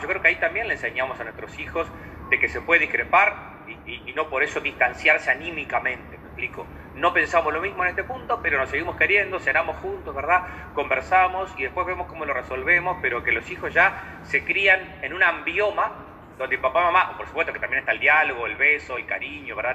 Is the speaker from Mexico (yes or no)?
no; Uruguay; also born or lived in Canelones; soy psicólogo uruguayo, vivo, vivo cerquita de Montevideo